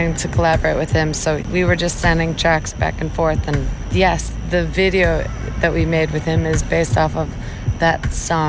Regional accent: Chicago, Illinois, United States; here in my hometown

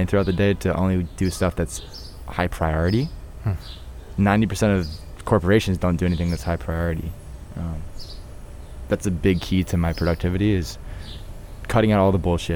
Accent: Hershey, Pennsylvania, United States; my hometown of Hershey, Pennsylvania.

